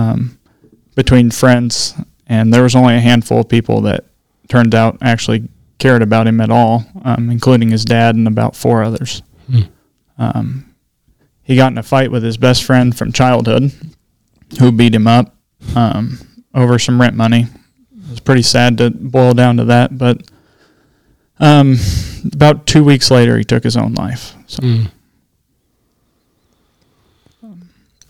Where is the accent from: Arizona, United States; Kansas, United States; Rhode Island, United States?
Kansas, United States; Blue Mound; I graduated with 8 people from Blue Mound grade school